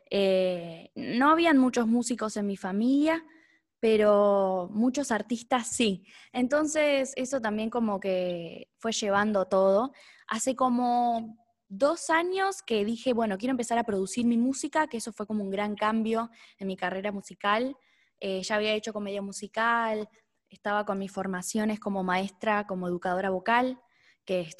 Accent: Neuquén, Argentina; also born or lived in Buenos Aires; Estoy acá en Neuquén, yo soy de Neuquén.

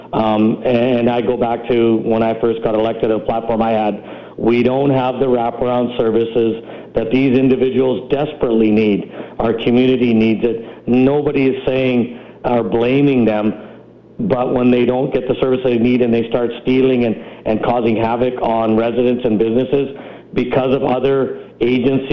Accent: Vancouver, British Columbia, Canada; I grew up in Vancouver

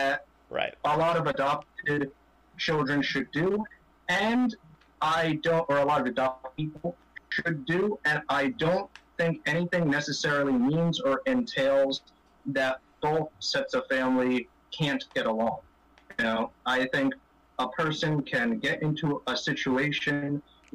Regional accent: Clifton, New Jersey, United States; moved away as an adult; also born or lived in Huánuco, Peru; now in Callao, Peru; I was raised in North Jersey in the city of Clifton

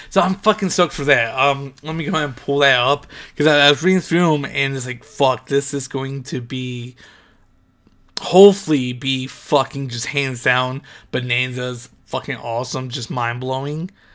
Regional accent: Ohio, United States; moved away; go back to Ohio, I should say, 'cause I'm from Ohio

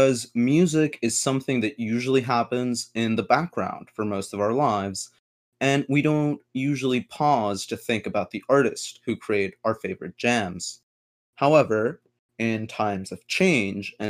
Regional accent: Mexico City, Mexico; moved away; also born or lived in Minneapolis, Minnesota, United States / Brooklyn, New York, United States; I was born in Minneapolis, grew up in Mexico City

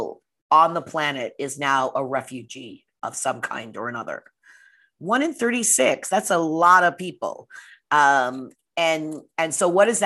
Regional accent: Portland, Oregon, United States; also born or lived in Oakland, California; I grew up in Portland, Oregon

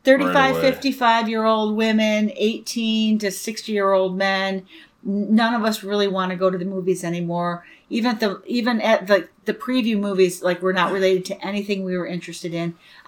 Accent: United States; Like, I'm an American. I learned to say it.

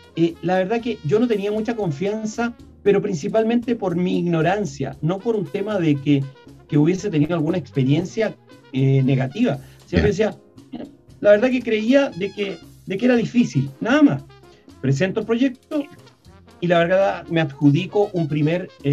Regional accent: Copiapó, Atacama, Chile; yo soy nortino, yo nací en Copiapó

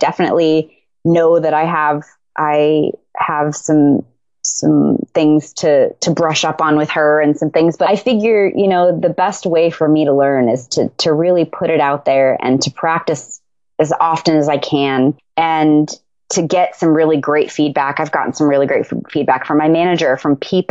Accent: Tucson, Arizona, United States; moved away; I was raised in Tucson and I'm Mexican and Native American

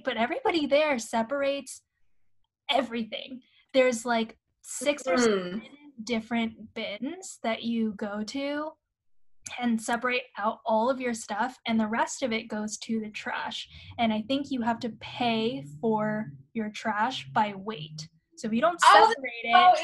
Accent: Shanghai, China; moved away; also born or lived in London; growing up in Shanghai

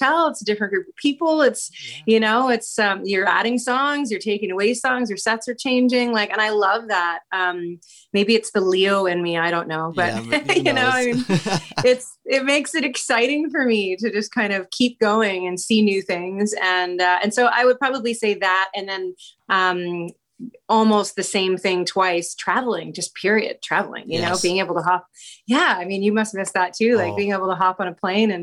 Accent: Abbotsford, British Columbia, Canada; also born or lived in Vancouver / Toronto; now in Langley, Canada; I was born and raised in Abbotsford, British Columbia, and now I live in Langley

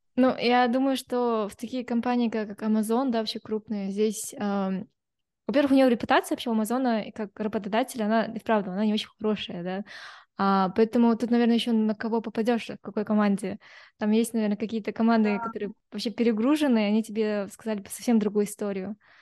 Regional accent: Kazakhstan; я вот как девушка из Казахстана, да, или там я казашка

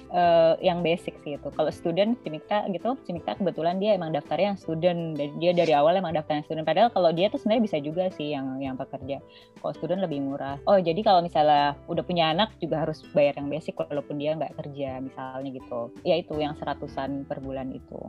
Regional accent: Indonesia; moved away as an adult; now in Netherlands; gue orang Indo

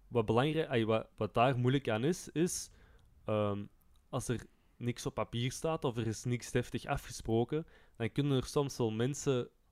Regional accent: Turnhout, Flanders, Belgium; bij ons in Turnhout

